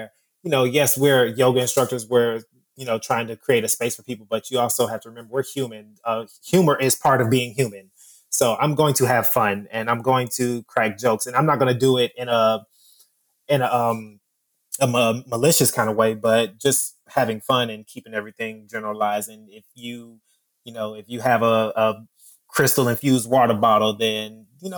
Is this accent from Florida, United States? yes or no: yes; Miami, Florida, United States; I'm from Miami